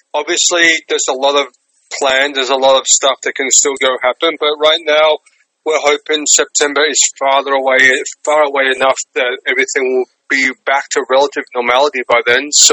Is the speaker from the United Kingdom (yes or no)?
no; Melbourne, Victoria, Australia; moved away as an adult; now in New York, United States; I'm from Australia, Melbourne, Australia. So I've been in New York 10 years now. Australian born and raised.